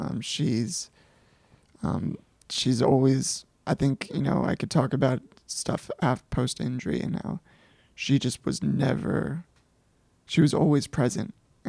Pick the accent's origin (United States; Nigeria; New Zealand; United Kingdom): United States; I grew up in Montgomery County since the mid-90s and call this home